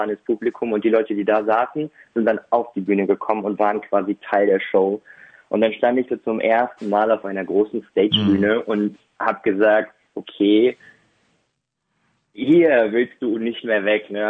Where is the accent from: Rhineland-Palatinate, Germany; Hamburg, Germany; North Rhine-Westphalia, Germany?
North Rhine-Westphalia, Germany; Bottrop; habe ähm, seit meiner Geburt in Bottrop gelebt und dann habe ich hier zwei Stücke selber inszeniert, in meiner Heimatstadt dann auch aufgeführt.